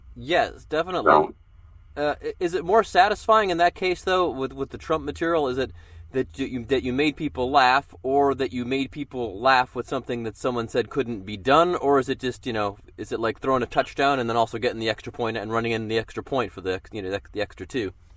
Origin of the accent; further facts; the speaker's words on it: Cleveland, Ohio, United States; my hometown of Cleveland, Ohio